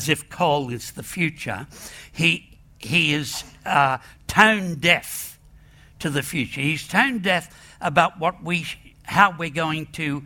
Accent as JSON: {"language": "English", "country": "Australia", "said": "I'm an Irish Australian hillbilly"}